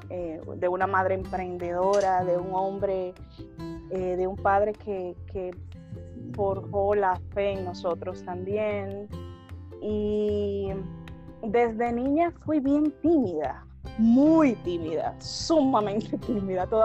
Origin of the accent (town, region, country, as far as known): Argentina